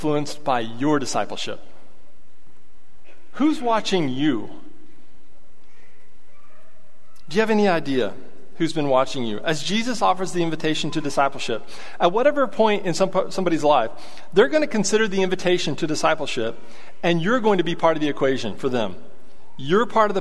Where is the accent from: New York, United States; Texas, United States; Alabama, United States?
Texas, United States; Abilene; I'm from Abilene